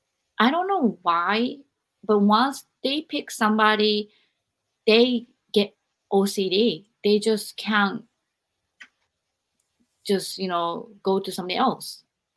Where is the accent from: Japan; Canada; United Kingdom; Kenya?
Japan; moved away; when I was growing up in Japan